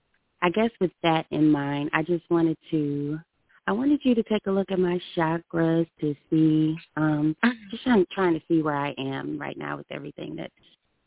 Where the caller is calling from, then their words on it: St. Louis, Missouri, United States; I am calling from St. Louis, Missouri.